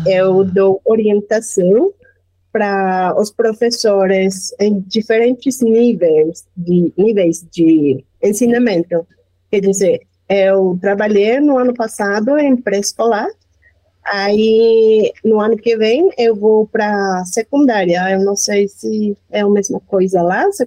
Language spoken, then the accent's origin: Portuguese; Mexico City, Mexico; Portuguese is a second language; Eu sou do México, eu estou falando da cidade do México.